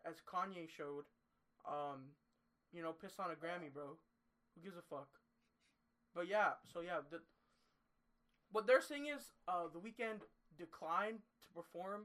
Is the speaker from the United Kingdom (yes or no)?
no; Canada; We're from Canada.